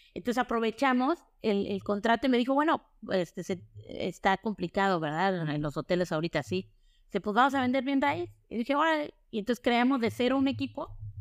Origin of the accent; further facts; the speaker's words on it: Oaxaca, Mexico; Soy oaxaqueña, de corazón